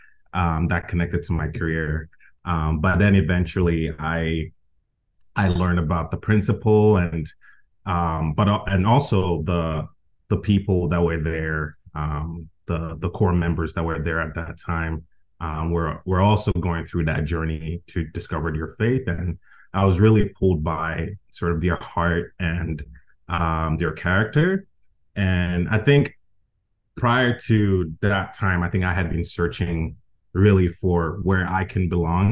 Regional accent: Ghana; also born or lived in Las Vegas; now in United States; I am originally from Ghana. My family migrated to the U.S. in 2004.

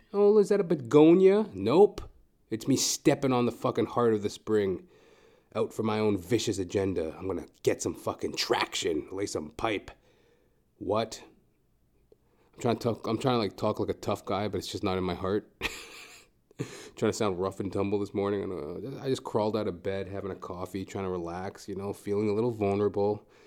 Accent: Edmonton, Alberta, Canada; moved away as an adult; now in Toronto, Canada; I'm originally from Edmonton, Alberta

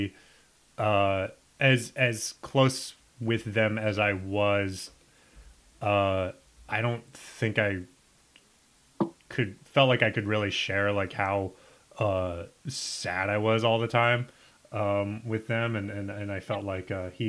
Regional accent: Nebraska, United States; moved away; I'm from Nebraska.

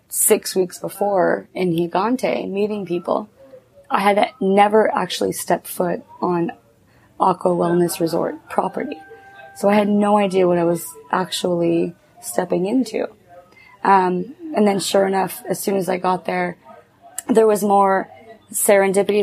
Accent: Cornwall, Ontario, Canada; moved away; I'm between Montreal and Ottawa

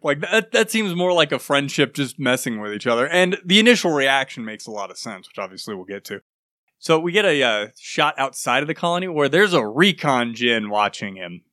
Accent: United States; I'm American

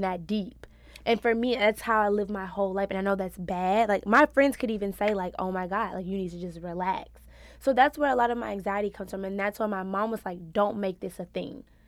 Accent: Louisiana, United States; also born or lived in Houston, Texas; now in New York, United States; I'm a Louisiana girl who moved to Houston, Texas. So I'm a Southern Belle

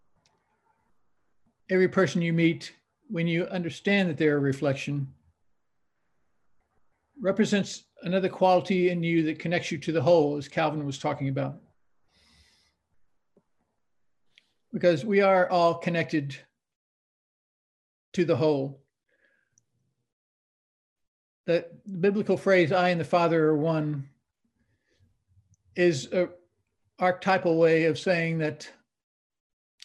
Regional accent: South Texas, United States; when I was growing up in South Texas, which is kind of, you know, Baptist country at the time

